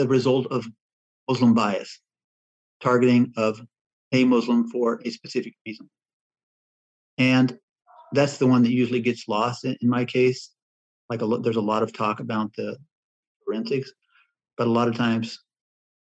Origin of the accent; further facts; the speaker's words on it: Midwest, United States; also born or lived in Oregon; I was born in Oregon, going up in the Midwest